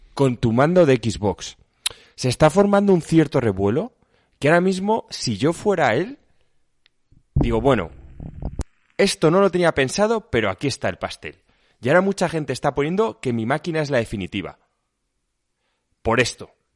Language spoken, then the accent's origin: Spanish; Seville, Andalusia, Spain; now in Madrid, Spain; Nací en, Sevilla, pero mi sangre es alicantina